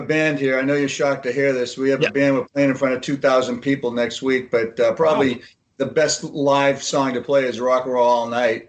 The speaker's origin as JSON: {"language": "English", "town": "Haifa", "region": "Haifa District", "country": "Israel", "tie": "born there", "said": "This is Israel. Listen, I was born in Haifa."}